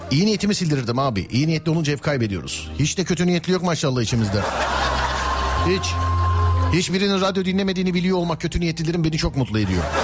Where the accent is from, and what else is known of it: Manisa, Turkey